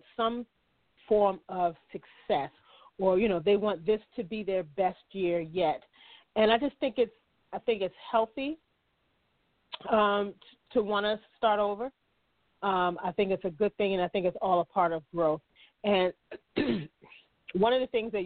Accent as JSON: {"language": "English", "region": "Maryland", "country": "United States", "moved": "yes", "said": "I am originally from Maryland"}